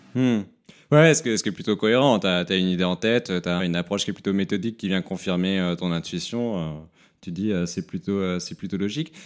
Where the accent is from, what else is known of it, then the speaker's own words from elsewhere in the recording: near Montpellier, Occitania, France; moved away as an adult; now in Paris, France; je suis né à Paris, mais j'ai grandi dans le sud de la France, vers Montpellier